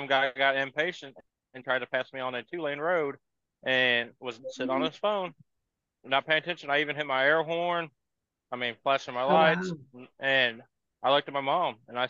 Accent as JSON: {"language": "English", "town": "St. Louis", "region": "Missouri", "country": "United States", "said": "I'm from St. Louis. People give us St. Louis drivers crap"}